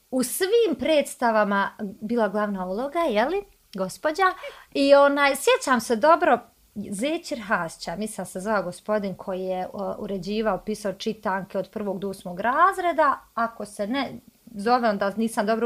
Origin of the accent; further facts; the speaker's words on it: Bosnia & Herzegovina; evo prva ja koja sam iz malog mjesta za Kalesu